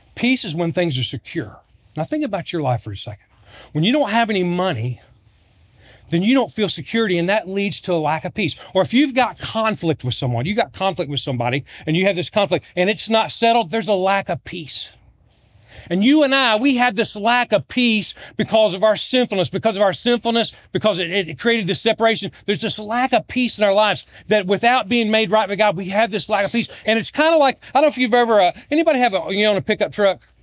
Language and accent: English; Virginia, United States; I'm from Virginia. I'm a Georgia Bulldog fan, but I grew up in Virginia